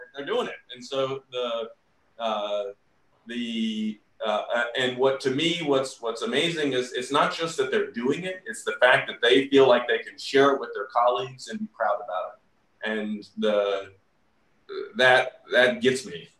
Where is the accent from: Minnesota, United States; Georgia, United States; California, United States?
Georgia, United States; moved away; growing up in the South